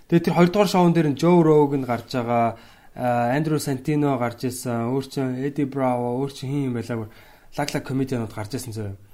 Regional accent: Mongolia; би ингээд Монголоос ирсэн юм аа комеди хийдэг те.

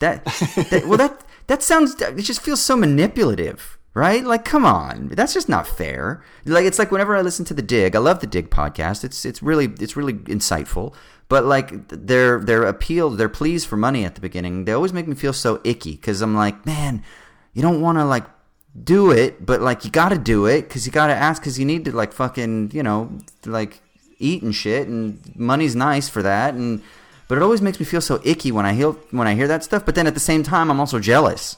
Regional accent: Southern California, United States; I grew up in Southern California

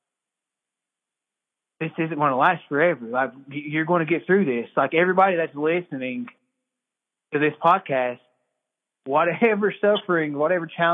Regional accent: Cherokee, North Carolina, United States; I'm from Cherokee, North Carolina. I grew up here in the Birdtown community.

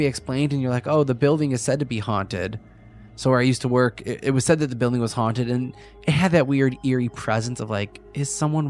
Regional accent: Lockport, United States; I grew up in Lockport from like birth to like teenage years.

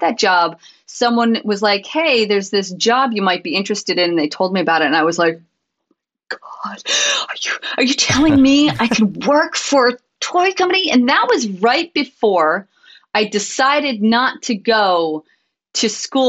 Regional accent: Connecticut, United States; moved away; I'm originally from Connecticut

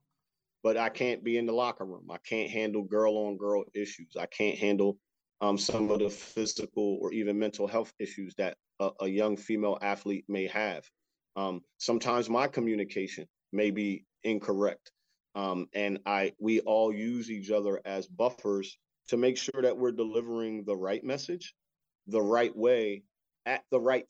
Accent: Wilmington, Delaware, United States; moved away as an adult; also born or lived in West Virginia; now in Frederick, United States; I grew up in Wilmington, Delaware, and obviously we don't have any professional teams there.

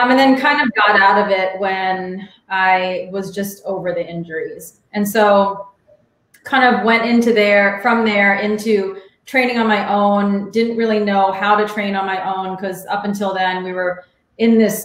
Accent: Alexandria, Virginia, United States; also born or lived in Arlington, Virginia; I grew up in Alexandria, which is a suburb of DC. So I've been here my whole life.

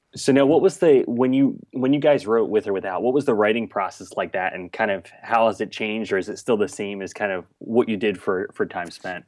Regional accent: southern New Jersey, United States; also born or lived in Boston area; now in Boston, United States; I'm originally from, like, southern New Jersey, right outside of Philadelphia

